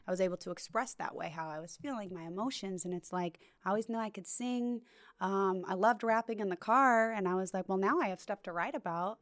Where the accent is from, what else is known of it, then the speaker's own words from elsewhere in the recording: Bishop, California, United States; now in Orange County, United States; I'm not from Orange County. I'm from Bishop, California